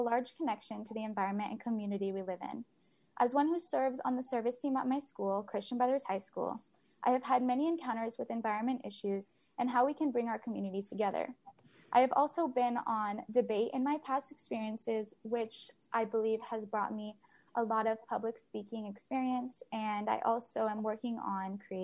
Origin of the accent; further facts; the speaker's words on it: Sacramento, California, United States; also born or lived in Roseville, California; When I moved to Sacramento at age 9, I was coming from Roseville